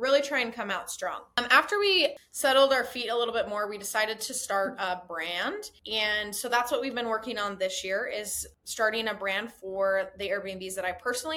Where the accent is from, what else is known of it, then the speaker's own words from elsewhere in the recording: Utah, United States; I'm originally from Utah.